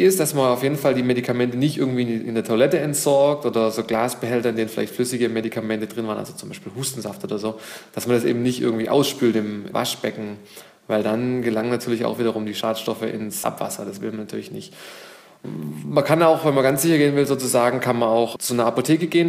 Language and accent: German; Germany; bei uns in Deutschland